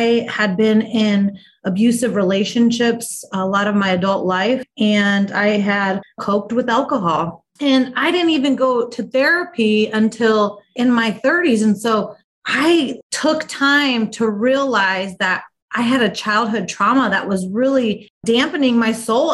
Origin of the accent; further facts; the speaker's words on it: Midwest, United States; also born or lived in Omaha, Nebraska; I'm based in Omaha, Nebraska, born and raised in the Midwest